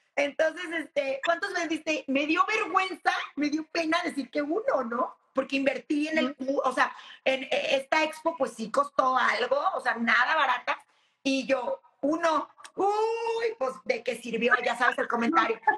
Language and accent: Spanish; Mexico; como mexicanos